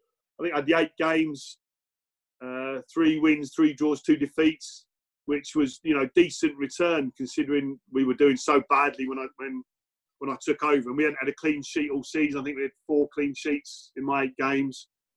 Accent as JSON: {"language": "English", "region": "England", "country": "United Kingdom", "tie": "born there", "said": "I wasn't born and bred in Wales, but all my family are from Cardiff. So literally every other person in my family as well. So I was the only one born in England."}